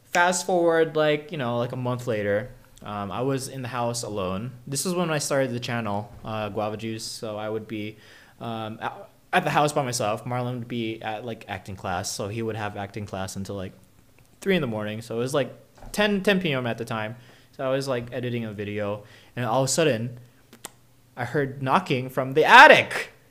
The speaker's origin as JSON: {"language": "English", "region": "North Carolina", "country": "United States", "said": "hey, I'm from North Carolina"}